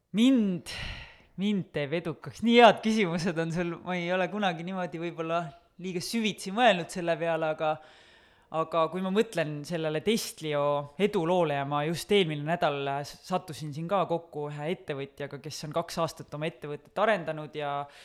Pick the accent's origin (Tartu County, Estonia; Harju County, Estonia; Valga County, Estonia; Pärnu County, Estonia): Harju County, Estonia; Kose; kui sa kasvad üles kuskil väikeses külas, nagu mina kasvasin Kosel